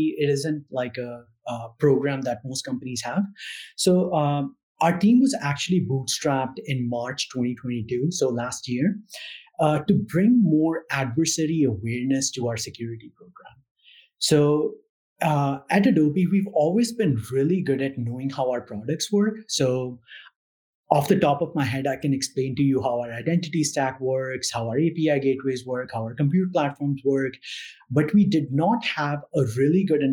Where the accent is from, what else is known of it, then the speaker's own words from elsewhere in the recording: India; moved away as an adult; now in United States; So I grew up in India. So I'm an immigrant.